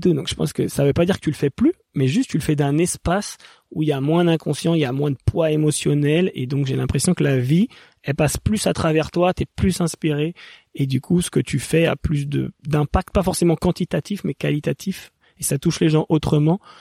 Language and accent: French; Paris suburbs, Île-de-France, France; j'ai grandi un peu plus en banlieue parisienne